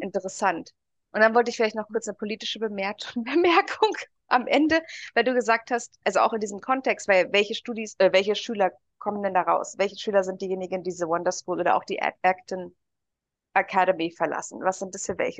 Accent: Germany; Bei uns in Deutschland

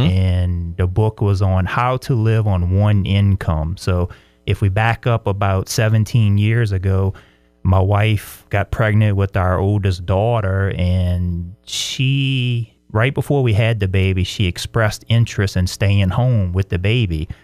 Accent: LaPlace, Louisiana, United States; moved away as an adult; now in Brandon, United States; I'm from South Louisiana, a little town called La Place, a very small, uh, town in the swamplands of Louisiana

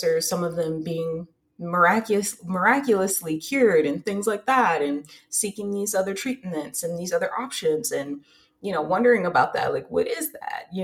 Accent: United States; I'm from America

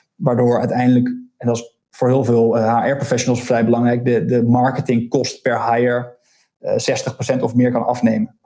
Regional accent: Deventer, Overijssel, Netherlands; moved away as an adult; also born or lived in Leiden / Amsterdam; now in Scheveningen, Netherlands; Ik ben geboren in Deventer, ehm, daar opgegroeid.

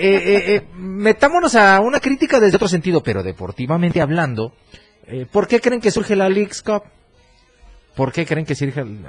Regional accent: Mexico; nosotros continuamos con esta idea de que somos el gigante de la CONCACAF

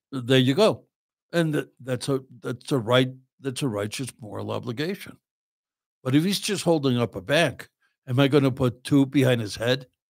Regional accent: Chicago, Illinois, United States; moved away; I'm from Chicago.

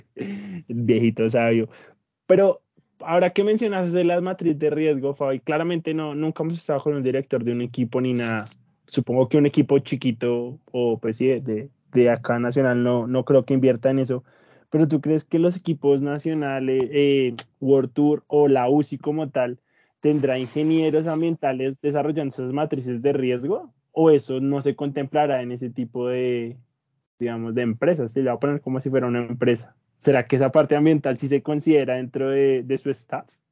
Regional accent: Colombia; nosotros como colombianos

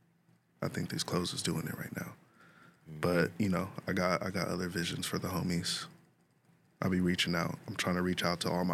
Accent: Lakewood, California, United States; Yeah, literally right on the border of Lakewood and Bellflower.

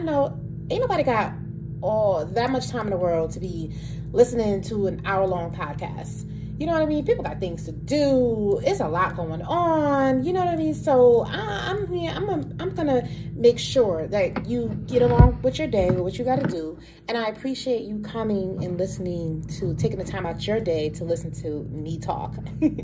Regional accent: New York City, New York, United States; So I grew up in Harlem, New York, born and raised Harlem, New York City

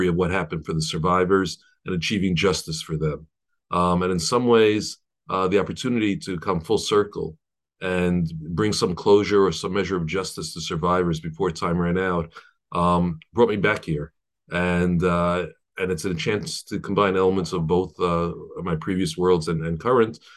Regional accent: New York City, New York, United States; I was born in Brooklyn and grew up in a modern Orthodox home

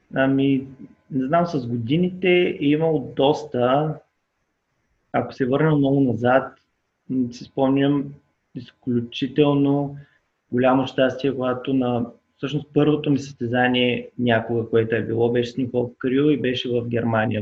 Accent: Burgas, Burgas Province, Bulgaria; now in Sofia, Bulgaria; аз съм от Бургас

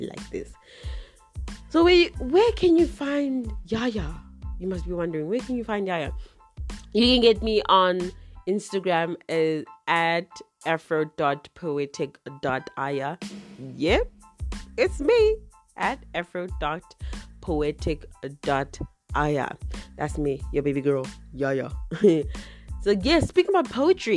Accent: South Africa; also born or lived in Zimbabwe; I'm South African. Yay, I'm South African.

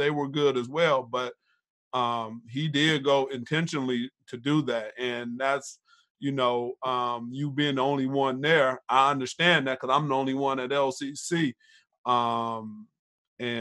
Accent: Pontiac, Michigan, United States; I'm from Pontiac

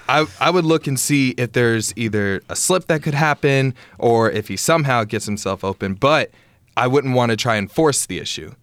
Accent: Conway, Arkansas, United States; moved away as an adult; I played at uh, Hendrix College. It was in my hometown as well

